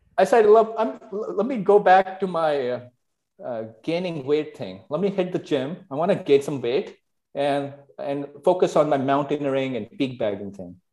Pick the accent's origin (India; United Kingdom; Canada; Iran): India; New Delhi, Delhi; moved away as an adult; also born or lived in Los Angeles, United States; I grew up in India, New Delhi, and first 18 years of my life